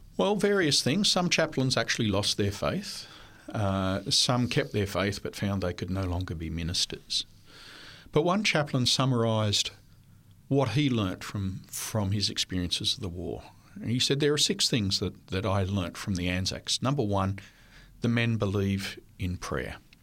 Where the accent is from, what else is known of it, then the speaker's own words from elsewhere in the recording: Cooranbong, New South Wales, Australia; first language French; English is a second language; also born or lived in Armidale, New South Wales / Ipswich, Queensland; we moved to Avondale in Curranbong in nineteen sixty-six, and that was the rest of my school life, and then through college until I graduated